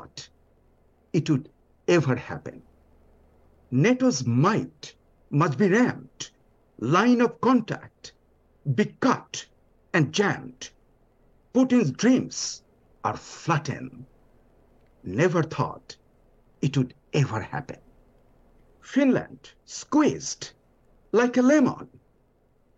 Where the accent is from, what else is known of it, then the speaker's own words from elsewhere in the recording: Bangladesh; first language Bengali; English is a second language; now in New Orleans, United States; From my background of Bangladesh, I was listening to ghazal from childhood